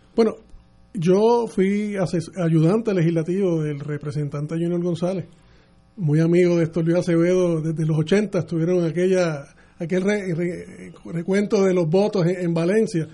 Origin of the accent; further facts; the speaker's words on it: San Juan, Puerto Rico; yo soy nacido y criado en Tras Talleres